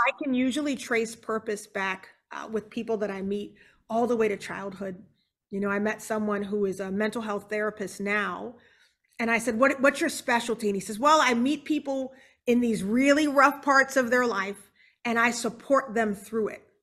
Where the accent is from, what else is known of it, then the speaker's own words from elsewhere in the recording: Charleston, South Carolina, United States; now in Houston, United States; We're originally from Charleston, South Carolina